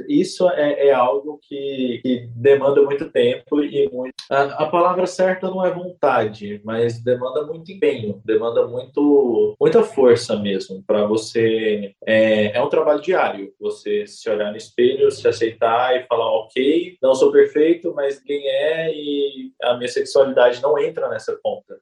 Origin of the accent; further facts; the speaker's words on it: Goiânia, Goiás, Brazil; tenho 31 anos, sou nascido e criado em Goiânia